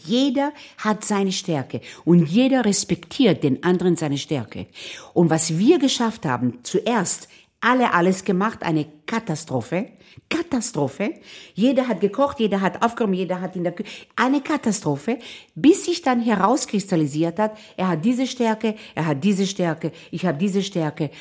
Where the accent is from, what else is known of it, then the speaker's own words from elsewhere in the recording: Israel; now in Vienna, Austria; ich bin in Israel aufgewachsen.